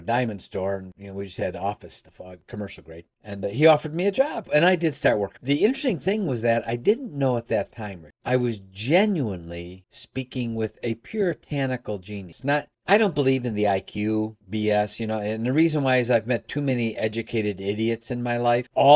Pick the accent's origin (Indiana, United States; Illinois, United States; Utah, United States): Illinois, United States; Chicago; now in Michigan, United States; I'm actually from Chicago. I live in Michigan.